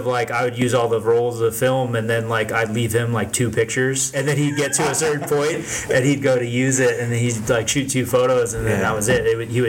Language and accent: English; Florida, United States; Growing up in Florida is pretty cool.